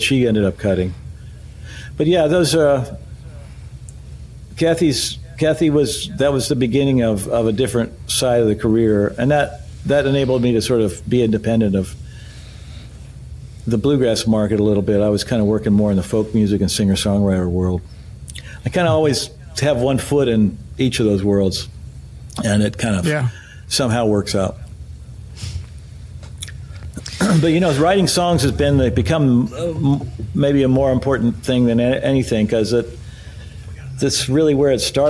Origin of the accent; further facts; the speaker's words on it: West Virginia, United States; moved away as an adult; now in Nashville, United States; I was from West Virginia